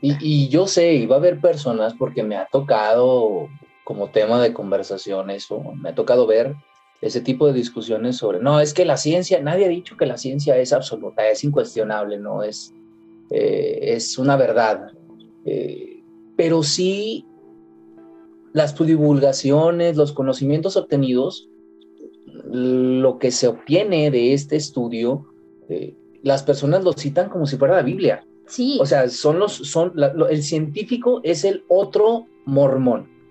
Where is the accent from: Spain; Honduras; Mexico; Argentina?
Mexico; Yo como mexicano